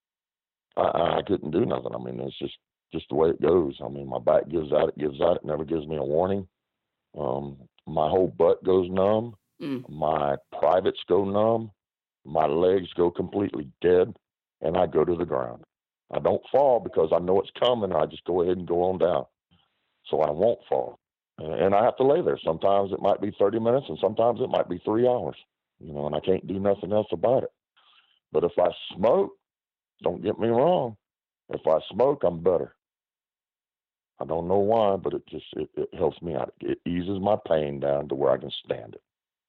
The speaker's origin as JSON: {"language": "English", "country": "United States", "tie": "born or raised there"}